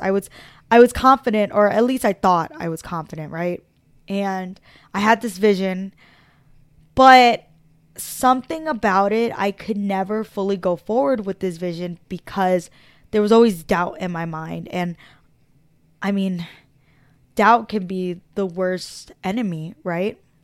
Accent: Philadelphia, Pennsylvania, United States; I was born in Philadelphia, Pennsylvania, South Philadelphia

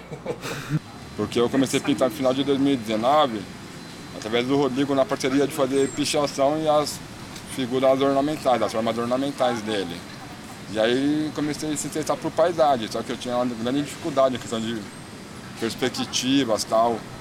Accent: São Paulo, Brazil; residente, nascido e criado em Goianápolis, extremo da Zona Leste

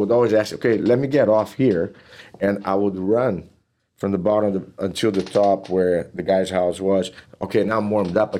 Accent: Teresópolis, Rio de Janeiro, Brazil; born or raised there; English is a second language; moved away as an adult; now in Texas, United States

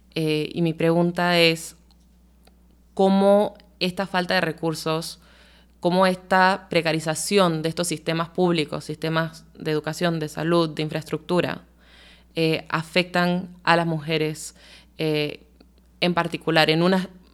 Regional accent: Panama; como panameños y panameñas

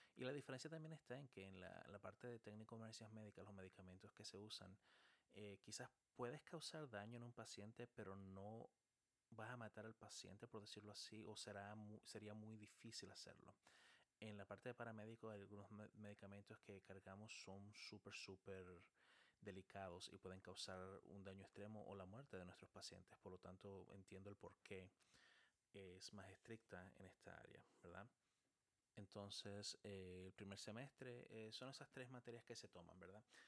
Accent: San Cristóbal, Dominican Republic; first language Spanish; moved away as an adult; also born or lived in Chile / Texas, United States; now in United States; nací en Chile y llegué a República Dominicana muy, muy, muy niño y crecí en República Dominicana, en un pueblito llamado San Cristóbal

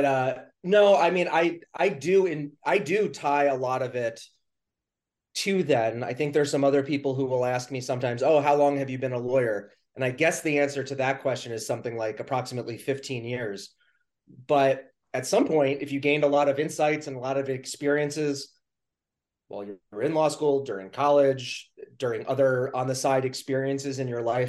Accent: New York City, New York, United States; now in New Hampshire, United States; I was born in Queens, New York

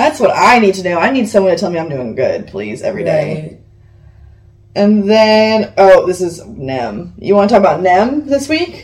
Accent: Copperas Cove, Texas, United States; moved away; I'm moving back to my hometown

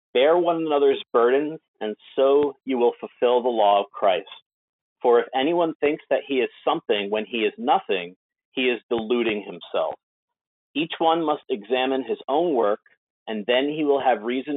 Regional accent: Jersey Shore, New Jersey, United States; moved away; also born or lived in Alexandria; I was born in the Jersey Shore, which is where I live now

